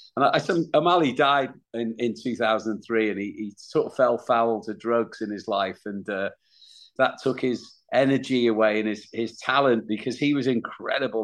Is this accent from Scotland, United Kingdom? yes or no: no; Wales, United Kingdom; for my band we're from Wales